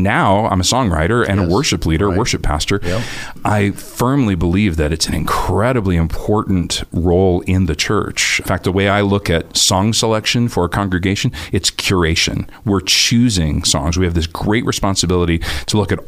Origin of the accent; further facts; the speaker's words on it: Northern California, United States; moved away as an adult; also born or lived in Nashville, Tennessee; now in Boise, United States; after growing up in Northern California, I moved here to Boise to go to Boise Bible College